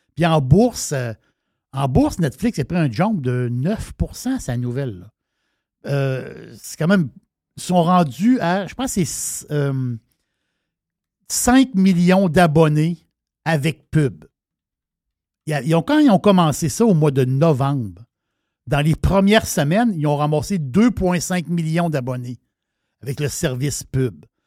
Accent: Quebec City, Quebec, Canada; je suis de Québec

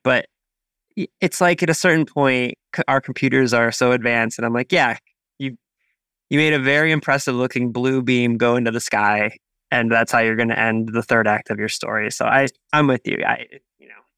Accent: Midwest, Ohio, United States; as a Midwesterner who loves fall and pre-fall

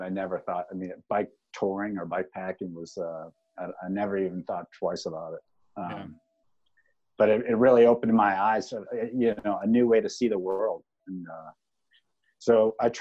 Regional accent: Massachusetts, United States; I'm from New England. I'm from Massachusetts.

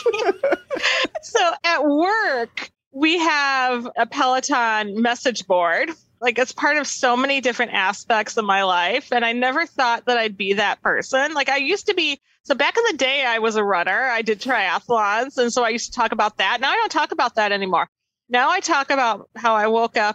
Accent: Milwaukee, Wisconsin, United States; I'm from Milwaukee

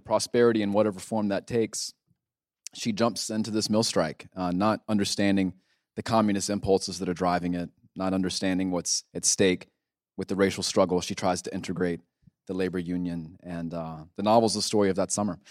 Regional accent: Gastonia, North Carolina, United States; moved away as an adult; also born or lived in Louisiana / West Virginia; I grew up in Gastonia

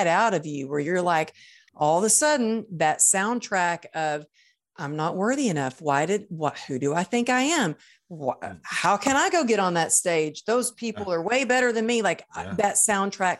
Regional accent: Texas, United States; I grew up in Texas in the Bible Belt

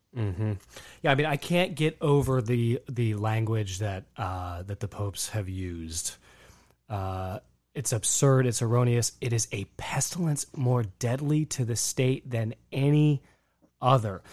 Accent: United States; an American Catholic

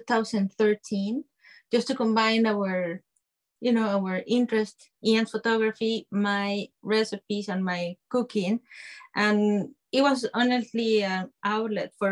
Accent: Guadalajara, Jalisco, Mexico; moved away; I'm from Mexico. I study and grew up there.

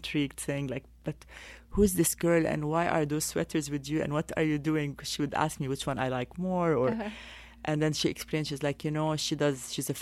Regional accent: Paris, Île-de-France, France; moved away as an adult; also born or lived in Beirut, Lebanon / London, United Kingdom / New York, United States; I grew up in Paris

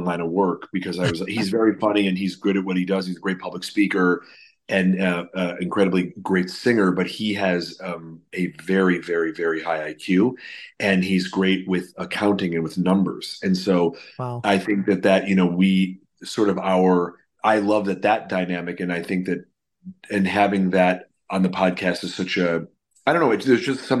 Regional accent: Chicago, Illinois, United States; now in Los Angeles, United States; growing up in Chicago and then living out

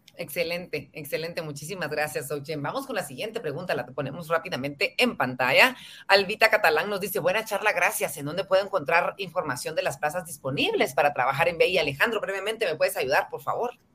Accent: Guatemala; ser mejores guatemaltecos

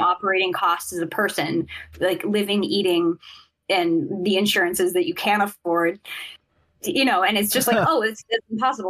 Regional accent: Sacramento, California, United States; I grew up in Sacramento

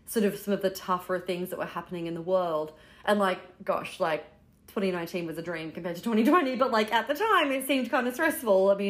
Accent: Brooklyn, New York, United States; We're from Brooklyn

